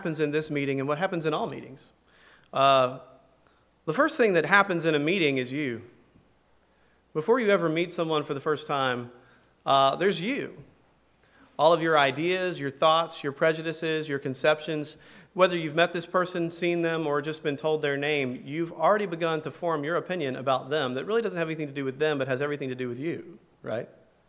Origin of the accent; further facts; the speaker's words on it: Tuscaloosa, Alabama, United States; I grew up in Tuscaloosa, Alabama